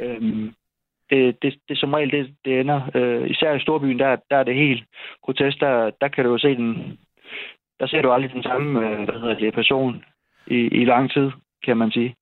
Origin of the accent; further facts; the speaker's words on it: Esbjerg, Southern Denmark, Denmark; now in Seest, Denmark; jeg er så fra Esbjerg